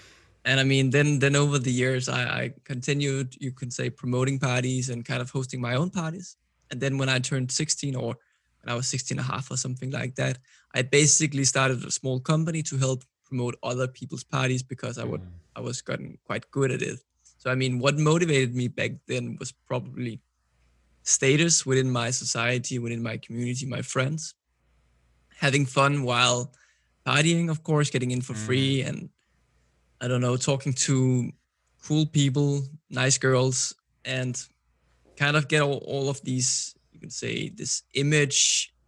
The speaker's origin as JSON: {"language": "English", "town": "Copenhagen", "region": "Capital Region of Denmark", "country": "Denmark", "tie": "born or raised there", "second_language": "English", "said": "I'm 26 years old. I'm from Copenhagen, Denmark. As you may know, Copenhagen is a small city based out of Denmark, but the capital. Mm-hmm. I'm born and raised here"}